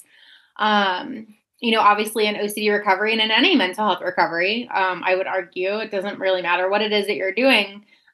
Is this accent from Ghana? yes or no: no; Pittsburgh, Pennsylvania, United States; now in Wisconsin, United States; I'm in Wisconsin currently, but I'm originally from Pittsburgh, Pennsylvania